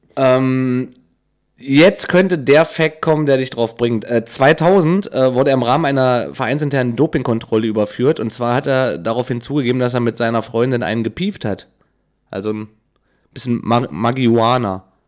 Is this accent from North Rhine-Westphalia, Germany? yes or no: no; Wernigerode, Saxony-Anhalt, Germany; ich komme ja aus Wernigerode, ist, ja, ist im Harz